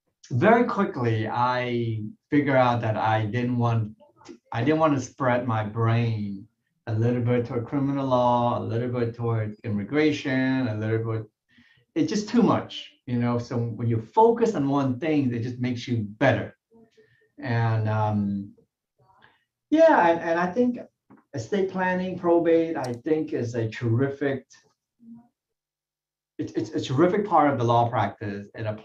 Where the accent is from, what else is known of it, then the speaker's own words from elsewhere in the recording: California, United States; Yeah, I grew up in Southern California. I came to the U.S. when I was about, 12 or 13 years old.